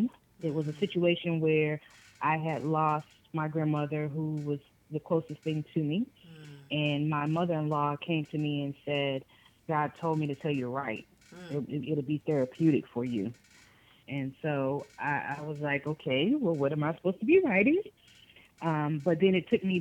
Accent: Boston, Massachusetts, United States; now in Durham, United States; I'm originally from Boston, Massachusetts

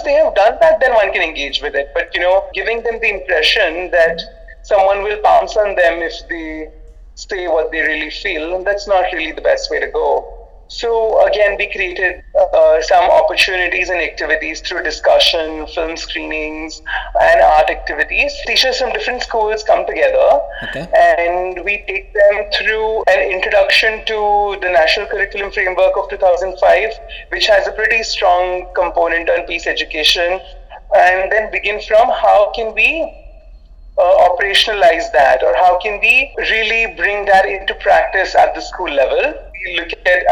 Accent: India; I'm Indian

